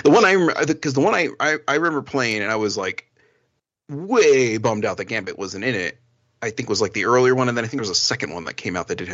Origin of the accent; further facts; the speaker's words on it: New Jersey, United States; born there; now in New Mexico, United States; So, and I'm not even like born New Mexican. Like, I was born in New Jersey.